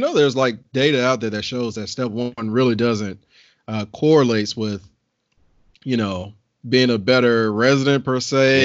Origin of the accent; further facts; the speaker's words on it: the South, United States; I'm from the South